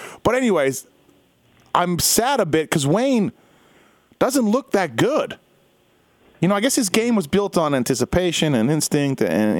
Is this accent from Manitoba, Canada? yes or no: yes; Winnipeg, Manitoba, Canada; growing up in Winnipeg